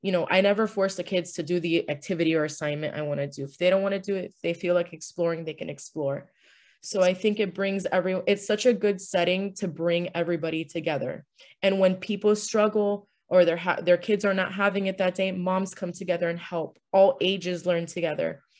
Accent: Miami, Florida, United States; my mom's Filipino, my dad's Cuban, but I was born here, so I'm also American

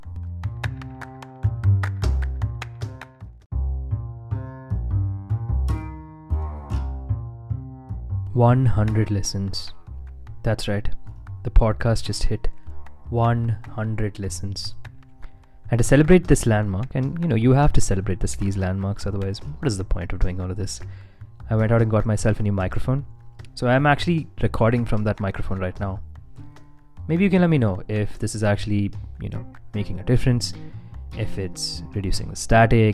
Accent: India; my home country of India

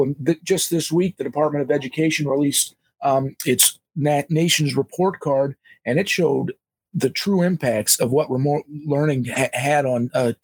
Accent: Pennsylvania, United States; now in Illinois, United States; Although I'm not a voter in Pennsylvania, I was born and raised in Pennsylvania. I've since relocated to Illinois.

